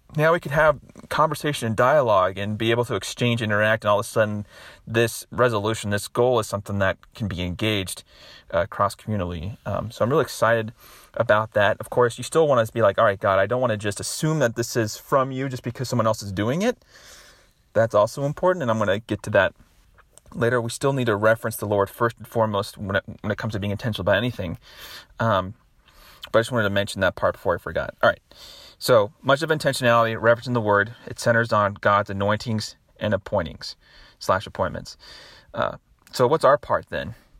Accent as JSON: {"language": "English", "town": "Nashville", "region": "Tennessee", "country": "United States", "tie": "born or raised there", "said": "my hometown here in Nashville"}